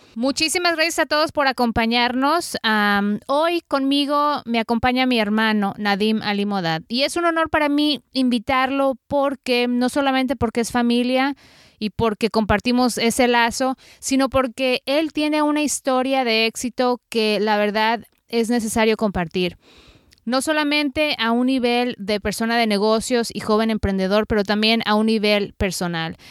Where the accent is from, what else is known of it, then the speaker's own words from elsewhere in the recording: Guadalajara, Jalisco, Mexico; moved away as an adult; now in United States; nacimos, crecimos en Guadalajara, México